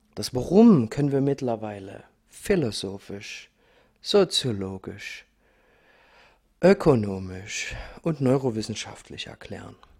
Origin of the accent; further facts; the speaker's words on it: Dresden, Saxony, Germany; ich bin in Dresden geboren, ich bin in Ostdeutschland aufgewachsen